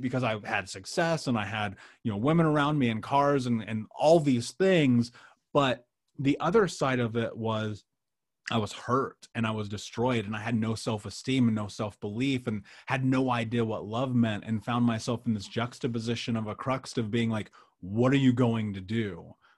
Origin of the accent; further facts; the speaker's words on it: Indianapolis, Indiana, United States; I grew up in Indianapolis.